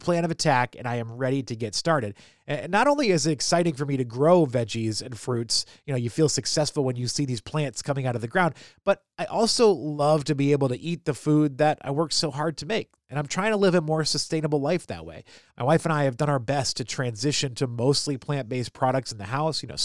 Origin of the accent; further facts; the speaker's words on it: New England, United States; now in Maryland, United States; I grew up in New England and now I live in Maryland.